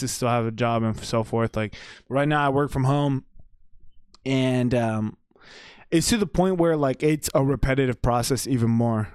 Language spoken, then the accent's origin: English; Texas, United States; also born or lived in Paterson, New Jersey / Wayne, New Jersey; I consider myself a Texan just because, like, I've been raised here